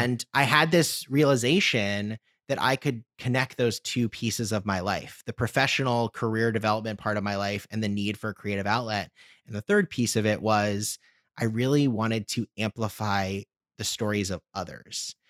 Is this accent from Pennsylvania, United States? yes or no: no; Washington, District of Columbia, United States; also born or lived in Chicago; D C, my, my hometown